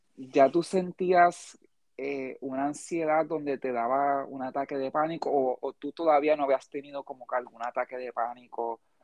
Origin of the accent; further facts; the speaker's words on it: United States; now in Puerto Rico; yo me crié, gran parte de mi vida me crié en Estados Unidos.